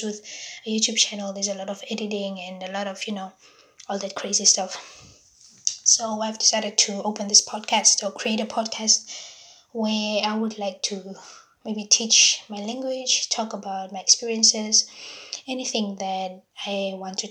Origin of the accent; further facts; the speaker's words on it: Windhoek, Khomas, Namibia; first language Damara; English is a second language; moved away as an adult; now in Norway; I'm from Windhoek, Namibia, but I'm currently living in Norway now.